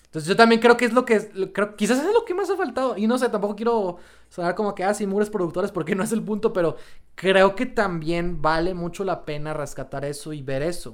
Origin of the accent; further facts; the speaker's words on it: Mexico; nosotros como sociedad mexicana